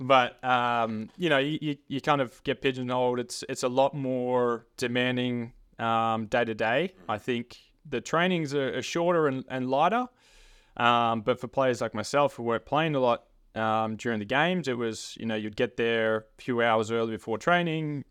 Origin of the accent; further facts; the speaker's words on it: Frankston, Victoria, Australia; growing up around the Franks and area, playing in, for the Franks and Blues growing up